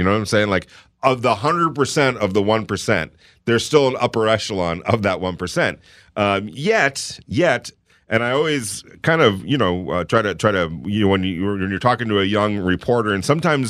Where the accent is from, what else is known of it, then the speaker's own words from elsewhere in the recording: New York, United States; But man, there's something to be said about, yeah, I'm from New York.